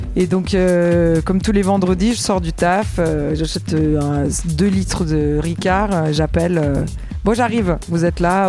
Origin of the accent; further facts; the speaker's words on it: Italy; now in France; j'ai grandi en Italie